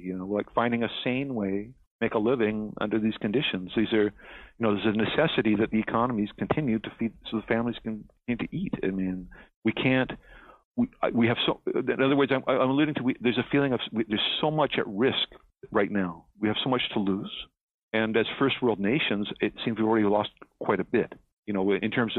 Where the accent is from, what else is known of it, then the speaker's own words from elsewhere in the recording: Canada; I'm here in Canada. I'm a Canadian.